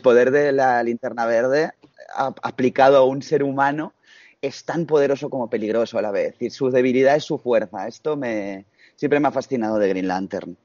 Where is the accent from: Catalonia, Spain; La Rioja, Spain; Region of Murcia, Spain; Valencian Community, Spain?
Catalonia, Spain; Barcelona; yo soy de Barcelona